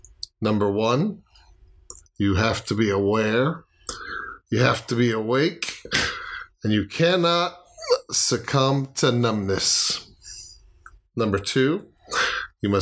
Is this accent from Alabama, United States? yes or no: no; Florida, United States; moved away; I am from Florida